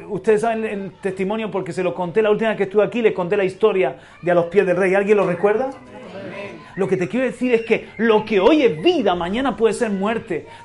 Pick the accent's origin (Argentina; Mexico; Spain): Spain; Region of Murcia; Yo también soy murciano, yo también soy español.